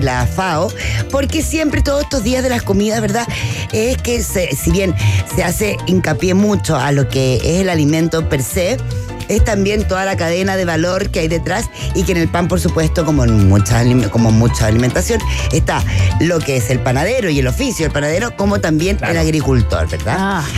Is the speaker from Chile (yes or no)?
yes; Chile; now in Mexico; soy de chilena, como buena chilena